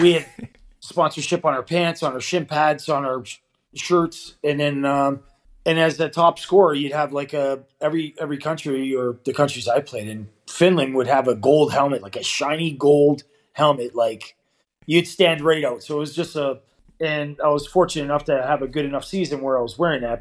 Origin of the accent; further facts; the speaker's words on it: Toronto, Ontario, Canada; moved away as an adult; now in Davos, Switzerland; I was raised um, in the east end of Toronto uh, from an early age down at Broadview and Queen area.